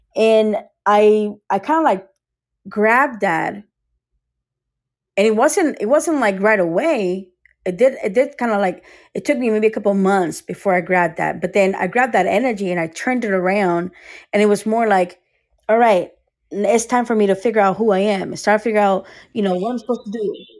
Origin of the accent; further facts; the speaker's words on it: United States; also born or lived in Costa Rica / Tampa, Florida; now in Sarasota, United States; I was born in Costa Rica was raised in America, but I was in Costa Rica until age eight or so, eight or nine